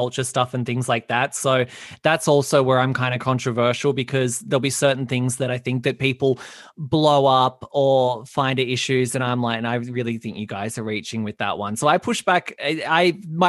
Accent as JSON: {"language": "English", "country": "Australia", "said": "being an Australian male"}